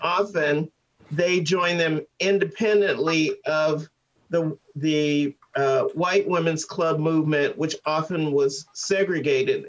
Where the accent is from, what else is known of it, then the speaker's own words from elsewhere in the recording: St. Louis, Missouri, United States; I grew up in St. Louis